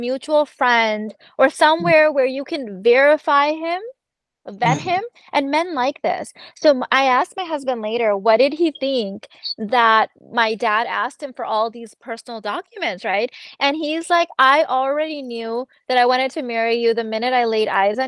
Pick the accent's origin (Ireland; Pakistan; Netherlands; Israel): Pakistan; we're Pakistani